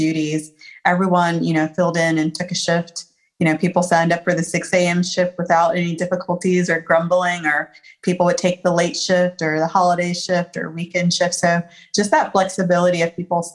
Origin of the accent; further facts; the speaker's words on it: Columbia, South Carolina, United States; also born or lived in Philadelphia, Pennsylvania; now in Charlotte, United States; I am from Columbia, South Carolina, by way of Philadelphia, Pennsylvania. I'm currently in Charlotte, North Carolina